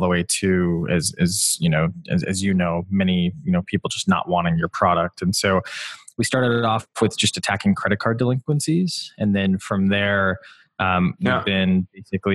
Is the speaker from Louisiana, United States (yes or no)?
no; Wisconsin, United States; I grew up in Wisconsin